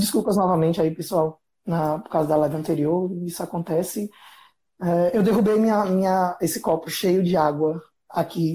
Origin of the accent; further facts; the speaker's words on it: Aracaju, Sergipe, Brazil; moved away; lá em Aracaju, minha terra natal